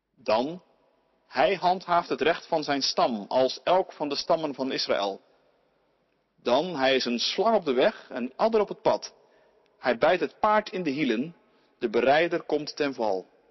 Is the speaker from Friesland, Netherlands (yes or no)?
no; Ouderkerk aan den IJssel, South Holland, Netherlands; In het eh, dorp waar ik opgroeide, Oude Kerk aan de IJssel